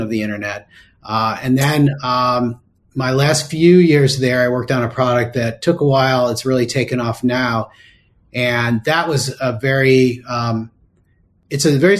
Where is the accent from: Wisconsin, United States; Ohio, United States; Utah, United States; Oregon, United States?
Ohio, United States; Cleveland; it was also in my hometown.